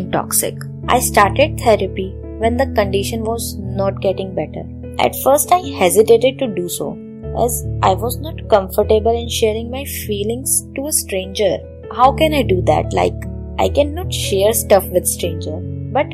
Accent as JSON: {"language": "English", "region": "Delhi", "country": "India", "said": "I am from Delhi"}